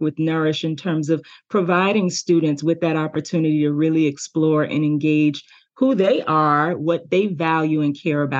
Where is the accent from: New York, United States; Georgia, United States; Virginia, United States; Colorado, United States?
New York, United States; New York City; I grew up in New York City in, you know, a very underserved community